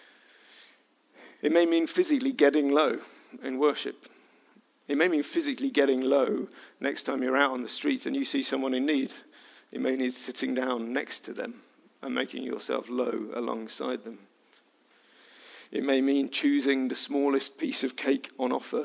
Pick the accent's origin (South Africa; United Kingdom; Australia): United Kingdom; Midlands; I was from the Midlands